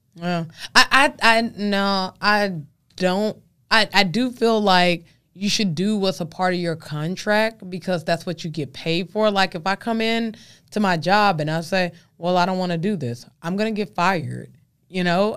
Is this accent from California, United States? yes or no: no; Dallas, Texas, United States; I'm from Texas and I'm from Dallas, Texas